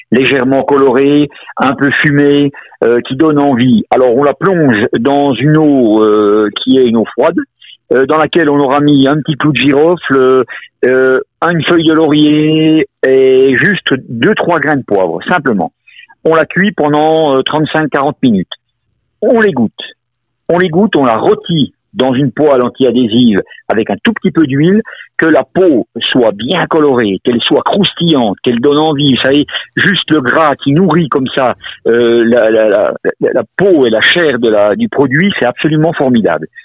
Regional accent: Morteau, Bourgogne-Franche-Comté, France; Alors moi je suis un mortuacien, non seulement pur chou, je suis né à Morteau, on ne peut pas faire plus souche que ça.

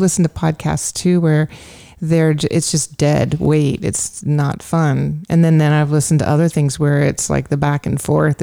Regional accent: California, United States; moved away; also born or lived in New York; growing up in California.

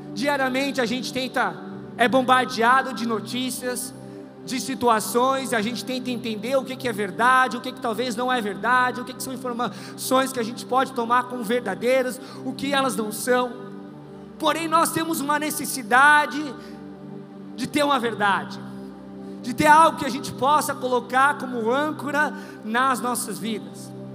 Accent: Brazil; also born or lived in Australia; eu sou brasileiro, neto de baiano

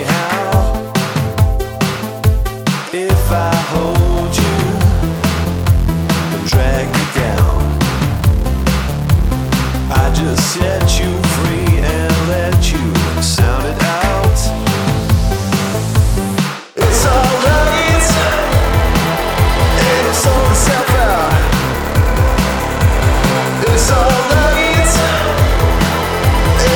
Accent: Scotland, United Kingdom; I'm from Scotland

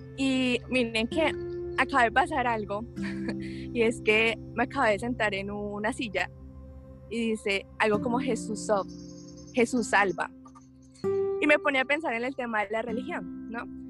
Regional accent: Colombia; soy abogada, soy colombiana

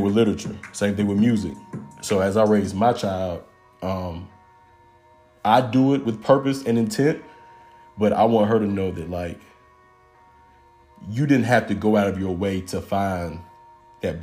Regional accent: McDonough, Georgia, United States; also born or lived in East Point, Georgia; I was born in East Point, but I was kind of raised in McDonough, Georgia, which is in Henry County, about 35 minutes south of the city

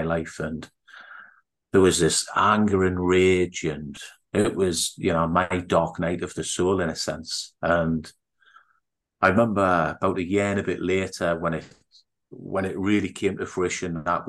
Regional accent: Newcastle upon Tyne, North East England, United Kingdom; accent: Geordie; moved away; I was born in the UK, born in Newcastle, and what's classed as a Geordie in the northeast of England.

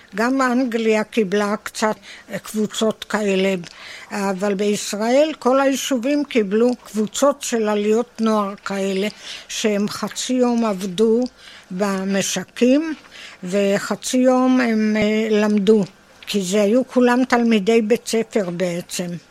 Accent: Tel Adashim, Northern District, Israel; born or raised there

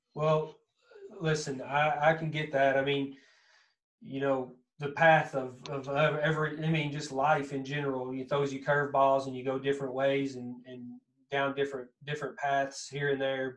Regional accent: Kentucky, United States; accent: thick southern Kentucky; that thick southern that kind of that Kentucky accent

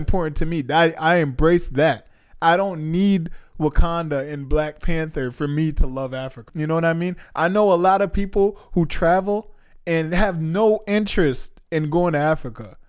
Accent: Jamaica; moved away; I'm Jamaican. I haven't been back to Jamaica in a while

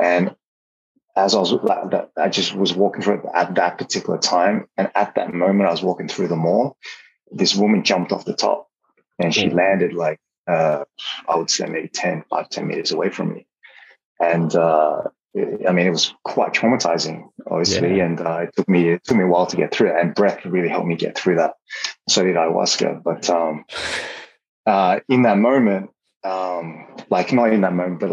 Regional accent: Australia; moved away as an adult; also born or lived in Hong Kong; growing up in Australia back then, I had a lot of allergies.

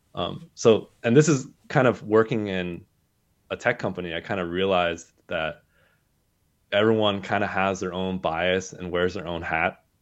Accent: Southern California, United States; I grew up in Southern California

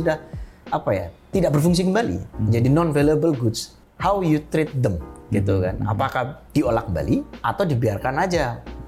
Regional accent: Java, Indonesia; saya tumbuh besar di Jawa saya bukan orang Jawa

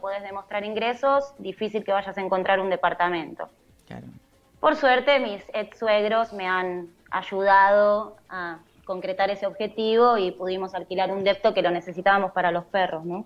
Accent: Argentina; moved away as an adult; also born or lived in Corrientes (family); now in Netherlands; Holanda es un país complejo para un argentino que emigra

